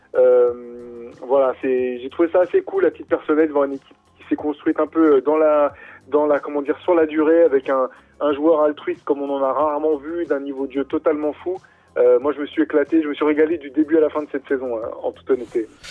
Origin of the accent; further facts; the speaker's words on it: France; nous, en tant que Français